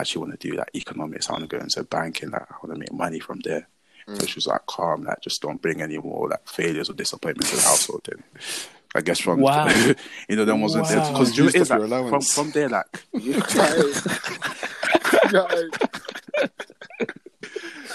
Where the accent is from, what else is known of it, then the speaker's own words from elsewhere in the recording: Nigeria; I was born in Nigeria